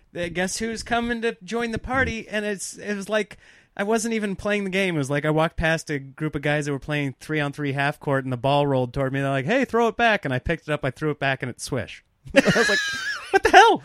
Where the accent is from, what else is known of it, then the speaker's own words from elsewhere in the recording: Nebraska, United States; growing up in Nebraska